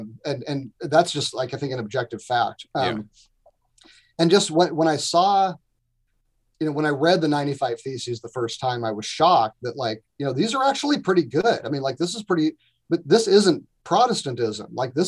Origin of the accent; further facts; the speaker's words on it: United States; But as an American, he's still my hero, right?